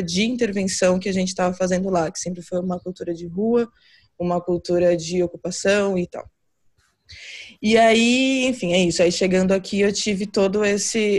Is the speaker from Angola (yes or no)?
no; Brazil; moved away as an adult; also born or lived in São Paulo; now in Portugal; estou aqui como como como brasileira